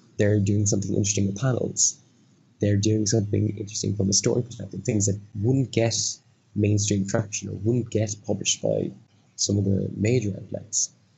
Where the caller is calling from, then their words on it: Dublin, Leinster, Ireland; I'm coming from Dublin in Ireland, and it is currently 1:05 in the morning.